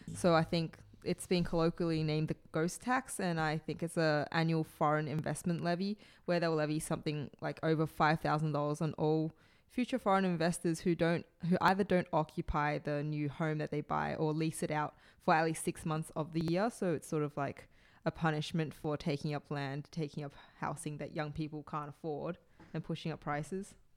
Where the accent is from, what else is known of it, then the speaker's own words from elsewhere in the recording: Australia; as an Australian